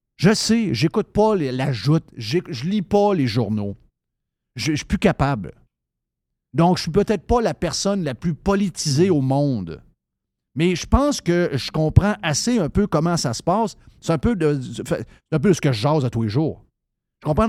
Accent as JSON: {"language": "French", "town": "Saint-David-de-Falardeau", "region": "Quebec", "country": "Canada", "tie": "born or raised there", "moved": "yes", "said": "j'ai été élevé au Saguenay-Lac-Saint-Jean"}